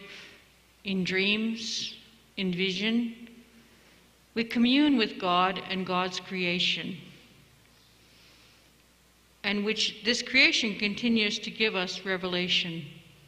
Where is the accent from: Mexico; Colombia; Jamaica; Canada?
Canada; Stoney Nakoda, Alberta; also born or lived in Yuma, Arizona; I hail from Stony Nakoda, the Rocky Mountain Sioux.